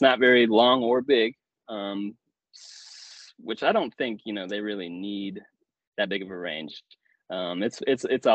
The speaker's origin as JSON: {"language": "English", "region": "the Ozarks", "country": "United States", "said": "I'm from the Ozarks"}